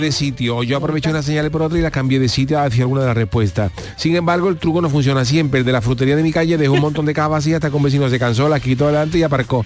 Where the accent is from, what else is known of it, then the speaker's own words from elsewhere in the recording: Cádiz, Andalusia, Spain; yo vengo de Cádiz